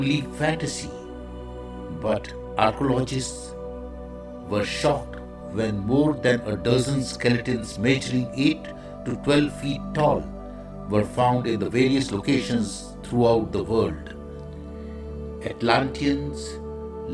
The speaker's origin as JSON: {"language": "English", "country": "India", "said": "I am the Indian monk"}